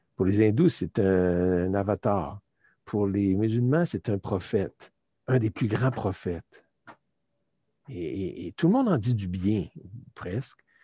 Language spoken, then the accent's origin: French; Canada; also born or lived in Turkey; en revenant au Canada, je suis canadien